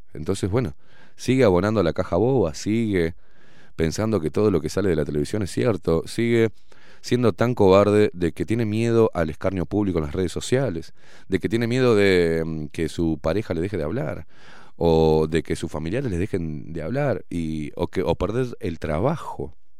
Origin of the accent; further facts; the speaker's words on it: Uruguay; no soy argentino, aviso, eh. Soy uruguayo